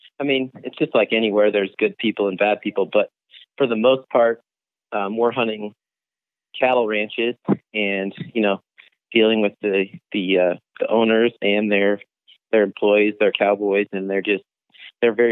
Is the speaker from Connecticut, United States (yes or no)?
no; Phoenix, Arizona, United States; I'm born and raised in Arizona, native, born in Phoenix here.